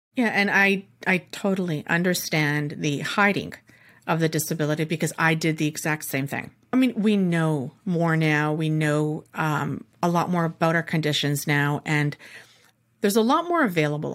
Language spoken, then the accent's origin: English; Canada; Me being the Canadian